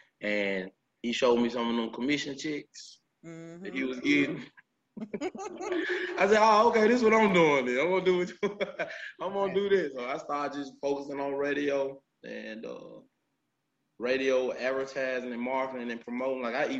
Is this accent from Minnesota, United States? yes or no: no; Memphis, Tennessee, United States; I was born and raised in the Whitehaven area. You know, everybody now calls it Black Haven.